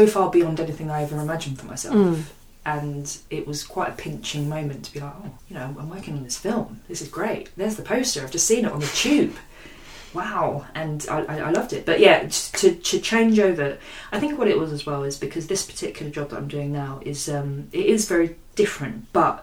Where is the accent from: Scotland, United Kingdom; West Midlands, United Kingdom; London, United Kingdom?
London, United Kingdom; I was born and bred in Hackney